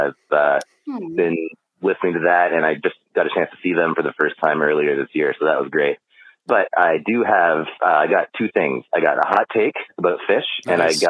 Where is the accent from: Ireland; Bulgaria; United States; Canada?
Canada; Hamilton, Ontario; I'm actually from Hamilton, Ontario myself as well.